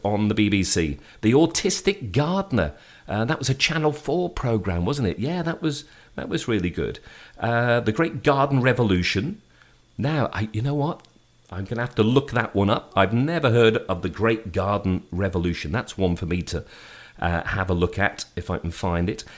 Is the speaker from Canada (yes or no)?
no; Shrewsbury, West Midlands, United Kingdom; moved away; my hometown